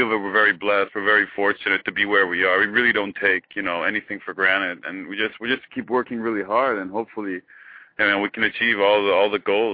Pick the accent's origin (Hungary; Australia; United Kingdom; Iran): Iran; moved away as an adult; also born or lived in Eugene, Oregon; now in United States; I was born in Iran, but I grew up in Eugene, Oregon, back in the 80s